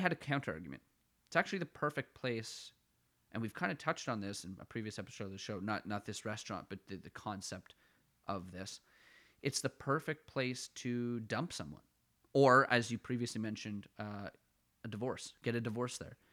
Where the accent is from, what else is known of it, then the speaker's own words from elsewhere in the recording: Ottawa, Ontario, Canada; accent: Ottawa Valley; moved away as an adult; now in Toronto, Canada; I'm from west of, like, the core of Ottawa